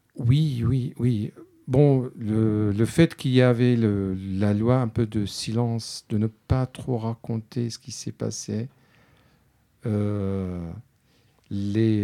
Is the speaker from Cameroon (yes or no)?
no; Syria; French is a second language; moved away as an adult; also born or lived in France / Spain; quand j'ai quitté la Syrie